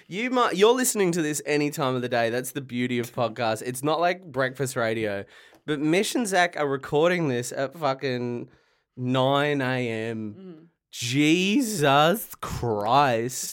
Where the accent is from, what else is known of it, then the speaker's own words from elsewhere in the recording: Latrobe Valley, Victoria, Australia; also born or lived in Ballarat; I grew up in the Latrobe Valley, so I only knew, like, country pubs